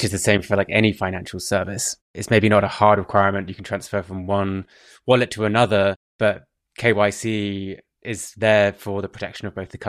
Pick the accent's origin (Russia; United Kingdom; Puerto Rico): United Kingdom; England; as an Englishman